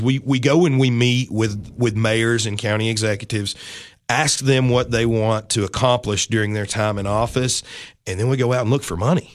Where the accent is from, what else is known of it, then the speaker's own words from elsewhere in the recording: Livingston, Tennessee, United States; also born or lived in Nashville, Tennessee / Mount Juliet, Tennessee; I grew up about twenty miles north from here in beautiful Livingston, Tennessee, born, raised